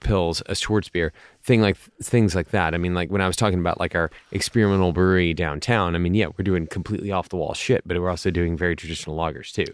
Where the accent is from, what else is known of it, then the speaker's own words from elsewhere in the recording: United States; as American brewers